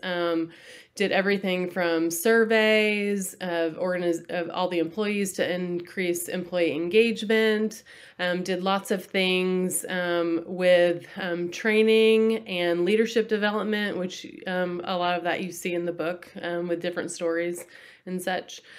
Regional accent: Texas, United States; also born or lived in Massachusetts; I was born in Massachusetts, which is back east, um, and then I grew up in Texas

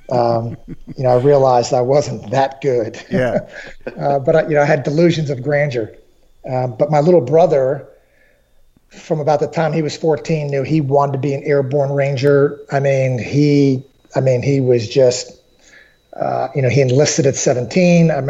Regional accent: Fort Sherman, Colón, Panama; born there; I was born in Panama in the in the '60s

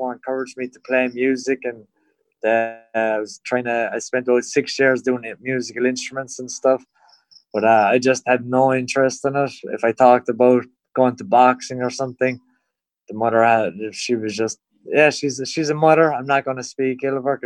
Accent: County Cork, Munster, Ireland; moved away as an adult; now in Thailand; I'm from Muay, it's well down the road. It's like, it's country basically to the city.

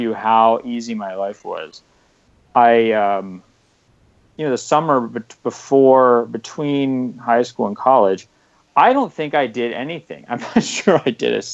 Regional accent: Chevy Chase, Maryland, United States; I'm from a suburb called Chevy Chase, which is... Yeah, it's pretty much a really wealthy white suburb of a city that's really horribly racially divided.

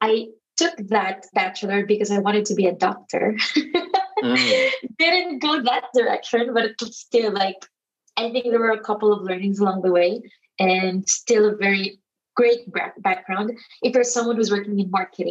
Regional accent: Philippines; now in Barcelona, Spain; I'm from the Philippines and I'm based in Barcelona.

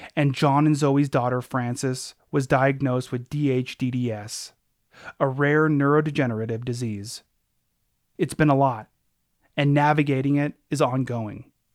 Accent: Anchorage, Alaska, United States; growing up in Anchorage, where I'm from

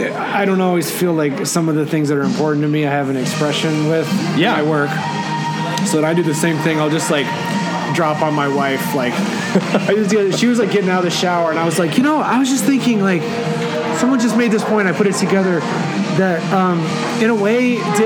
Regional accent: Netherlands; also born or lived in Belgium; But all of all of the downtown areas I had growing up in the Netherlands and Belgium, they were all walking only.

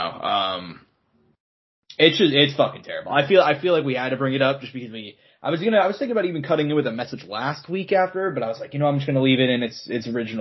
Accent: Kansas City, United States; we're both from Kansas City

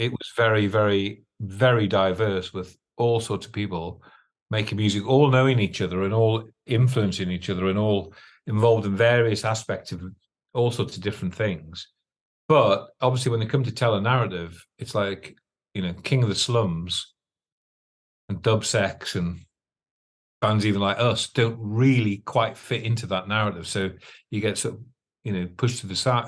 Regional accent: Northumberland, North East England, United Kingdom; born or raised there; also born or lived in London

